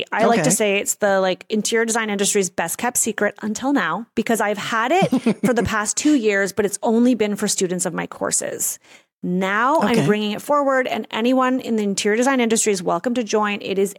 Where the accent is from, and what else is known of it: Canada